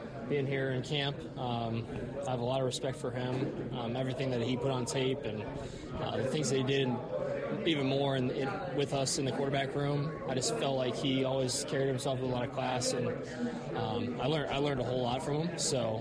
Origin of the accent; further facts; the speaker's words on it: Cincinnati, Ohio, United States; moved away as an adult; now in Green Bay, United States; my hometown of Cincy